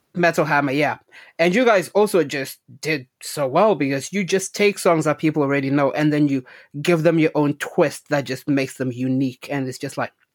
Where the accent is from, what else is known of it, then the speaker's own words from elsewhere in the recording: Zimbabwe; when I was growing up in Zimbabwe